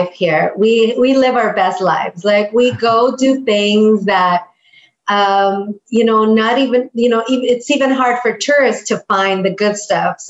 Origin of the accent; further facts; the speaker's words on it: Puerto Vallarta, Jalisco, Mexico; also born or lived in Guadalajara, Mexico; I was born in Guadalajara, which is very close from the Puerto Vallarta area. It's a big city. Mariachis are from Guadalajara. Tequila is from Guadalajara. So it's a very big city in terms of cultural richness for Mexico, and I was born there. And then we moved here when I was 8. So basically, I was raised in the Puerto Vallarta area